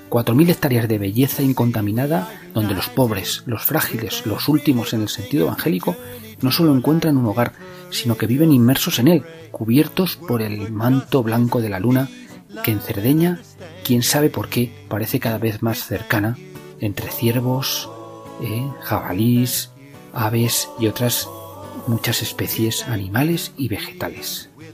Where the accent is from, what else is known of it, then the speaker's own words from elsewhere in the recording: Spain; yo recuerdo allá en, en, en mi pueblo